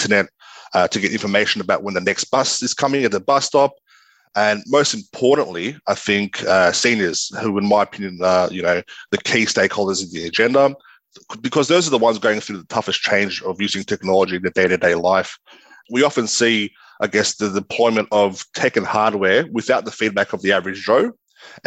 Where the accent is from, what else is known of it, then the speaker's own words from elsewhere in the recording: Sydney, New South Wales, Australia; I grew up in Western Sydney. I went to both primary and high school in Western Sydney.